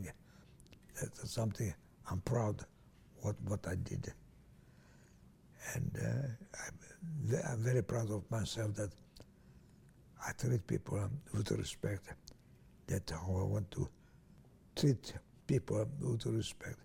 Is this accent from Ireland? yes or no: no; Transylvania, Romania; English is a second language; moved away as an adult; also born or lived in Italy; I was born in Hungary, in Romania, Hungarian